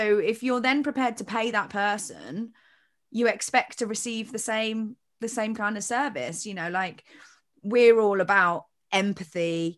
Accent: United Kingdom; But I'm quite British like that, so

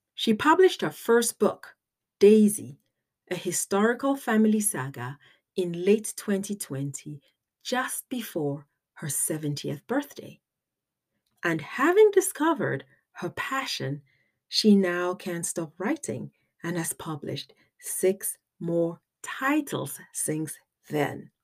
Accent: Cameroon; I'm from Africa, Cameroon specifically

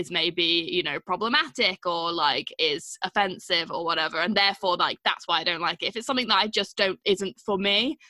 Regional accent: Manchester, North West England, United Kingdom; posh Mancunian duo

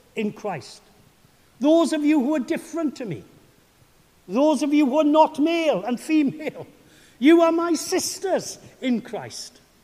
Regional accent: Welsh, Wales, United Kingdom; I am your Welsh brother

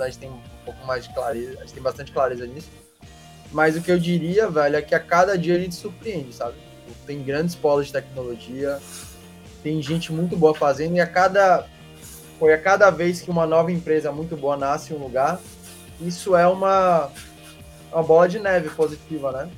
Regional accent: Salvador, Bahia, Brazil; sou baiano, né? Vocês sabiam. A gente nasceu aqui em Salvador

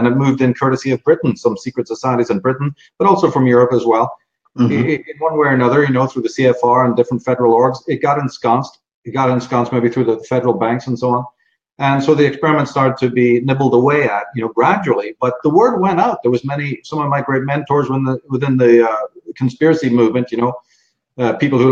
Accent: Ireland; moved away as an adult; also born or lived in London; now in United States; I'm born in Ireland, grew up in Ireland, but spent a lot of time in London

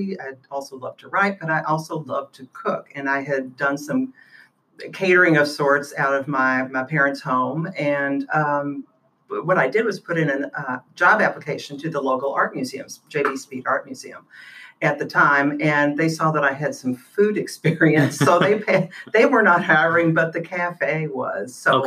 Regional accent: Louisville, Kentucky, United States; also born or lived in Nashville, Tennessee; here in Louisville, Kentucky

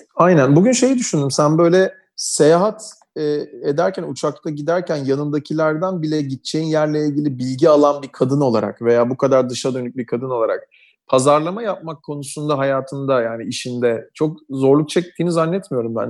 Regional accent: Istanbul, Turkey; Aynı yerlerde büyümüşüz hep. Ben de lisem Üsküdar civarlarındaydı.

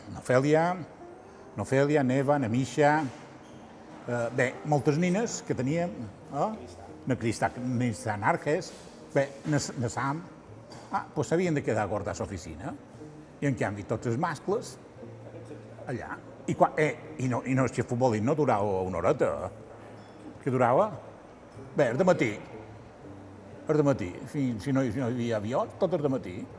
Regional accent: Palma, Balearic Islands, Spain; vaig néixer el 4 de juliol del 51, vaig néixer a Palma

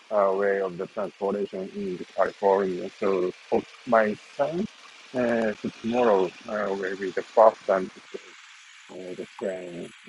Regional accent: Tsu, Mie, Japan; English is a second language; now in Tokyo, Japan; it takes about one hour from Nagoya to uh, my hometown, which is Tsu City.

